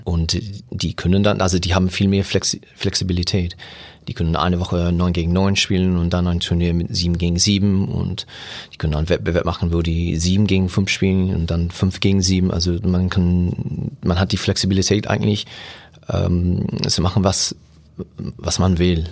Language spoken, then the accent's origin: German; Germany; bei uns in Deutschland